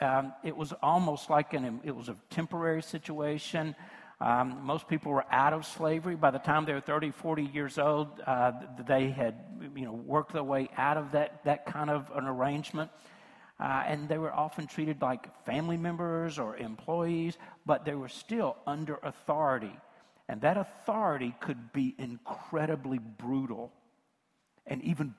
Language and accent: English; rural West Tennessee, United States; moved away; also born or lived in Memphis; from rural West Tennessee where I was raised